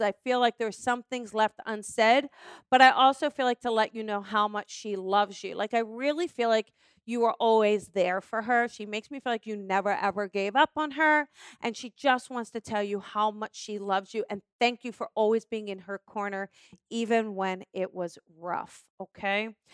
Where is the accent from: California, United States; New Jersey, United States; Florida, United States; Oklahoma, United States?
New Jersey, United States; I'm from New Jersey